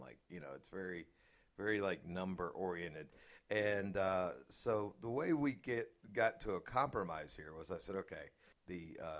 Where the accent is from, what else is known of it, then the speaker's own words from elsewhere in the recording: Atlanta, Georgia, United States; I grew up in Atlanta, and I speak the way I do because all the Yankees came down and moved in around us